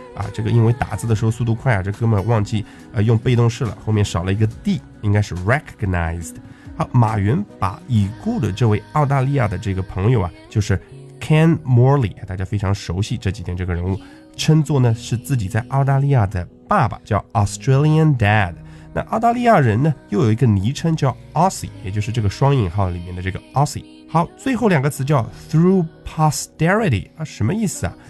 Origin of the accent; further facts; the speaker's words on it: China; 我们中国人